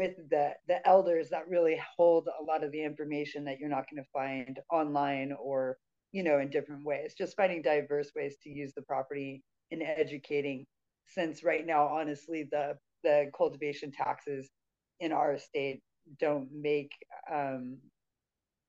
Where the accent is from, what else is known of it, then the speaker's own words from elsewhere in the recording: Northern California, United States; I'm actually from Northern California